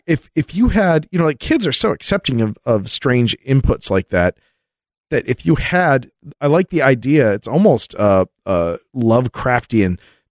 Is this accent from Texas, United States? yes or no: yes; Texas, United States; When I was a kid growing up in Texas, I would tell my parents about the aliens visiting me.